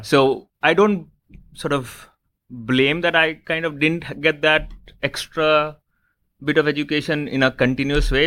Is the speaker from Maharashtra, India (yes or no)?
no; Lucknow, Uttar Pradesh, India; I was born in India, in in one of the smaller cities in India called Lucknow.